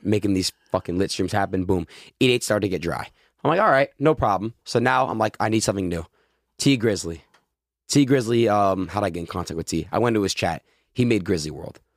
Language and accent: English; Florida, United States; moved away; also born or lived in New York; I was born in Florida